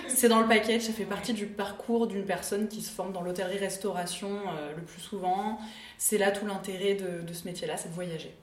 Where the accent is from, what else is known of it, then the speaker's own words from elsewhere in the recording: Clermont-Ferrand, Auvergne-Rhône-Alpes, France; J'ai grandi, euh, à Clermont-Ferrand.